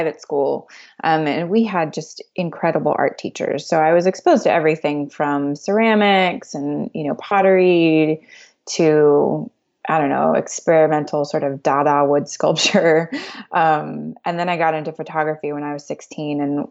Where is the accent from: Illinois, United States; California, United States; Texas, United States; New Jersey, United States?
Texas, United States; Dallas; now in Greenville, United States; We are in Greenville, South Carolina, but I am from Dallas, Texas.